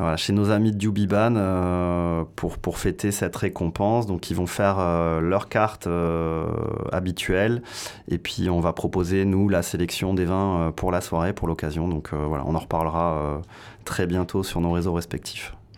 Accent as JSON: {"language": "French", "town": "Pau", "region": "Nouvelle-Aquitaine", "country": "France", "tie": "born or raised there", "also_born_or_lived": "Soorts-Hossegor", "said": "je suis né à Pau, donc forcément euh, dans, un, dans un lieu viticole, puisque vous êtes dans le Jurançonnet au sens large. Euh, j'ai habité à la campagne quasiment jusqu'à 25 ans"}